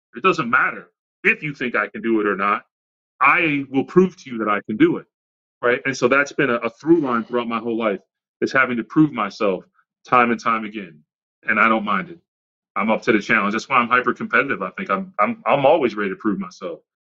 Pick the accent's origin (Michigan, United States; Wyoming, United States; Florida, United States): Michigan, United States; Redford; also born or lived in Southfield, Michigan / Lancaster, Pennsylvania; I grew up in Redford, Michigan, and then moved to Southfield, Michigan